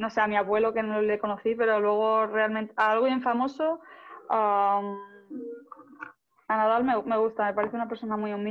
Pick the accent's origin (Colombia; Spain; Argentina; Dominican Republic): Spain; Bueno, al final yo creo que los españoles, los italianos, vivimos más eh, este deporte, no tanto el fútbol ni, ni otros deportes.